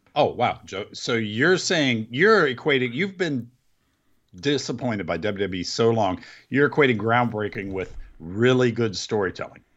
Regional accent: Mount Sterling, Ohio, United States; my hometown

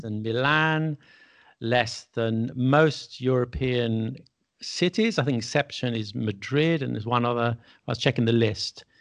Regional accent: England, United Kingdom; I'm English, and all my friends in England, I'm English, I was born in England, my parents were

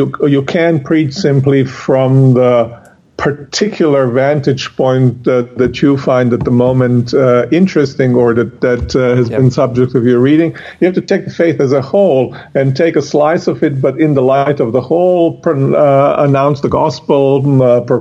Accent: Croatia; now in Connecticut, United States; Originally from Croatia

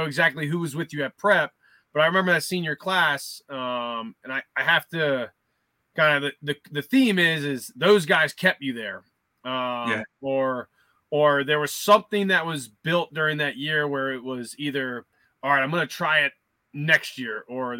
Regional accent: Maryland, United States; moved away as an adult; I was from Maryland. I was a 5-hour drive.

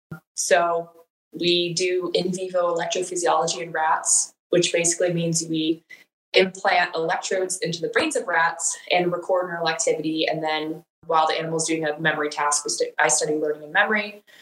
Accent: Wisconsin, United States; moved away as an adult; also born or lived in Illinois; now in Texas, United States; No, I am originally from Wisconsin, born and raised.

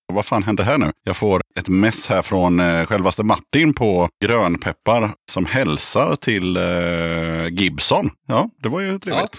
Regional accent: Eskilstuna, Södermanland, Sweden; Jag är född i Eskilstuna

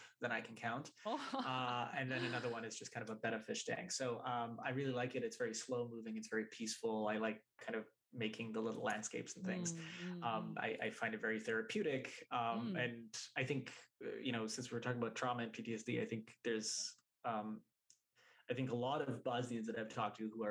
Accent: Vancouver, British Columbia, Canada; the guys that I grew up with in Vancouver, Canada

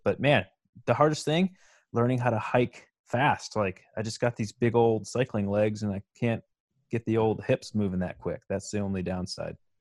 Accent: Michigan, United States; that's where my home state is

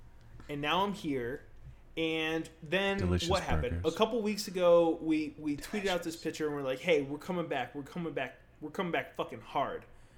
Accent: New York, United States; moved away as an adult; now in Los Angeles, United States; I'm from New York originally.

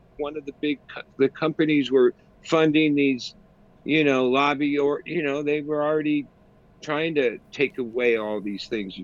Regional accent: United States; being an American

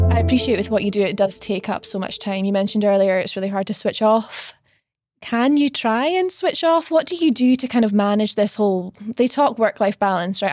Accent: Stonehaven, Scotland, United Kingdom; moved away as an adult; also born or lived in London; I grew up in Stonehaven, tiny little town on the, on the northeast coast of Scotland

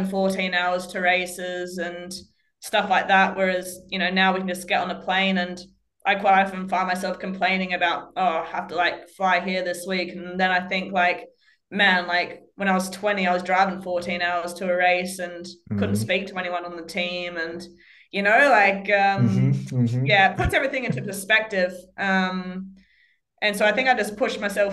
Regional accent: Australia; being Australian

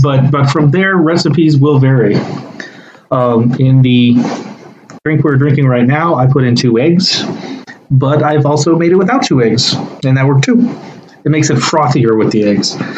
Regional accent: Texas, United States; we both grown up in Texas

